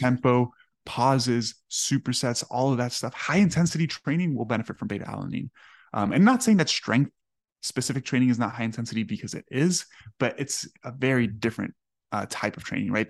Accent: Miami, Florida, United States; I grew up in Miami

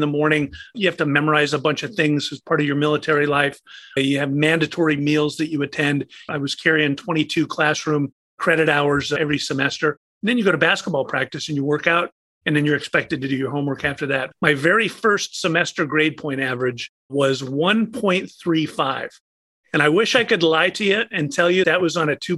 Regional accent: Las Vegas, Nevada, United States; I grew up in Las Vegas, Nevada

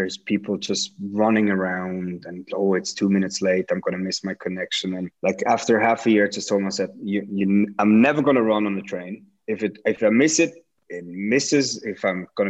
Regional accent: Switzerland; I'm from Switzerland

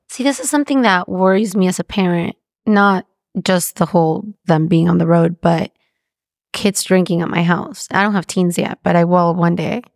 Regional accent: Mexico; I'm from Mexico

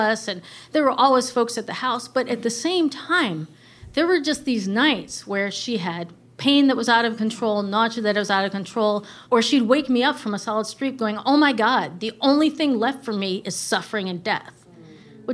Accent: Wisconsin, United States; I'm from Wisconsin.

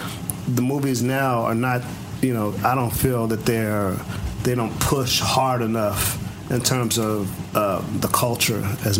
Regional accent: East Coast, United States; I was from the East Coast

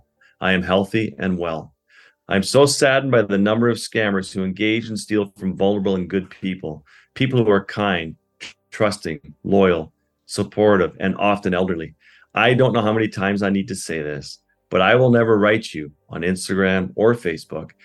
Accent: Canadian Arctic, Canada; having grown up in the Arctic with the Inuit

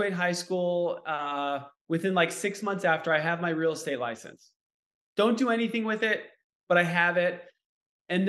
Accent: Beverly Hills, California, United States; born and raised in Beverly Hills, my parents bought their house when I was literally in a basket and they're still there.

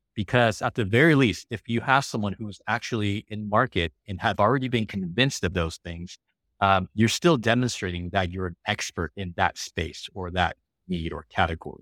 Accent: Los Angeles, California, United States; first language English; also born or lived in Taiwan / San Francisco Bay Area / Beijing, China; now in San Diego, United States; I grew up in California in Los Angeles

